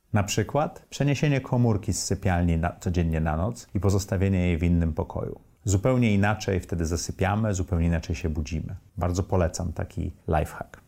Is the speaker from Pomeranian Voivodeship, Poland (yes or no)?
yes; Tricity, Pomeranian Voivodeship, Poland; moved away as an adult; also born or lived in New York, United States; now in Warsaw, Poland; Urodziłem się w Trójmieście, mieszkałem i w Sopocie, i w Gdyni, i w Gdańsku